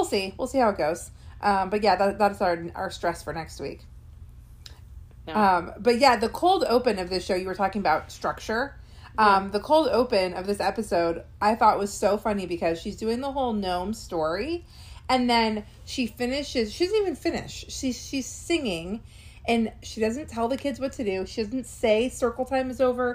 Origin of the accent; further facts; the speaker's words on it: Orange County, California, United States; now in Orange County, Florida, United States; I was actually born in Orange County, California